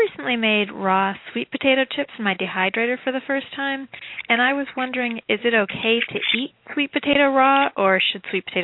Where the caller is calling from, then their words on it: Massachusetts, United States; calling from Massachusetts.